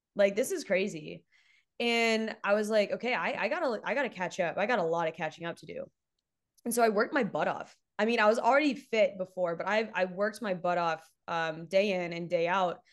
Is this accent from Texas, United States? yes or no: yes; Texas, United States; I'm from Texas